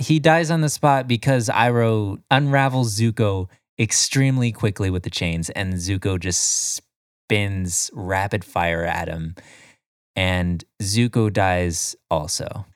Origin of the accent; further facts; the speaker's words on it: Florida, United States; I'm from Florida